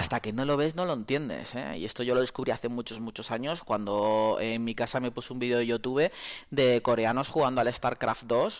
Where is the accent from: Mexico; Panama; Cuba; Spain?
Spain; Canary Islands; now in Soria, Spain; Yo como buen canario